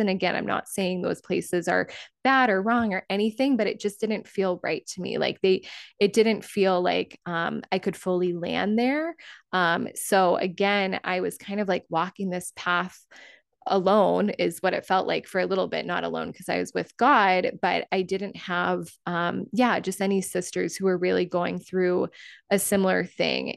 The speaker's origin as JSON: {"language": "English", "area": "Cape Cod", "region": "Massachusetts", "country": "United States", "tie": "born or raised there", "also_born_or_lived": "California", "moved": "as an adult", "said": "I moved back to my hometown of Cape Cod"}